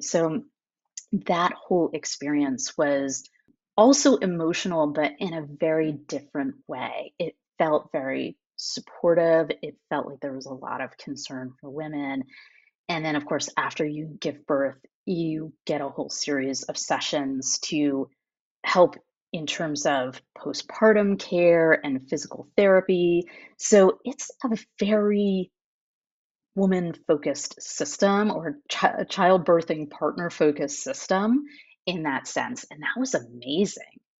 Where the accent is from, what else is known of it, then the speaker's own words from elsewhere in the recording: United States; moved away as an adult; now in France; as an American